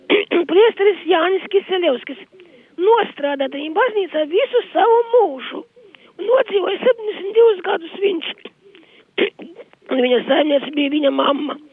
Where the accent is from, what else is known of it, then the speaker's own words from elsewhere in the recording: Latgale, Latvia; sakot, ko es gribu teikt, es esmu nākus no Latgales